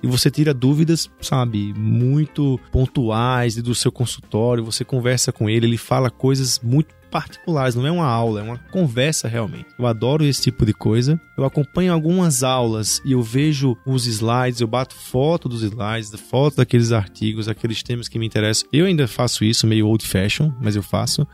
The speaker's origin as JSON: {"language": "Portuguese", "town": "Natal", "region": "Rio Grande do Norte", "country": "Brazil", "moved": "yes", "lives_now": "São Paulo, Brazil", "said": "Eu sou lá de Natal"}